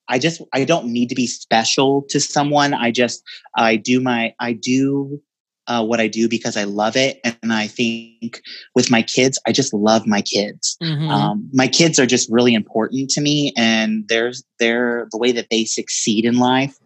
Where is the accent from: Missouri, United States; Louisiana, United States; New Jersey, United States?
Missouri, United States; I'm a Midwestern boy in a female body. I'm from Missouri. I grew up in a little town.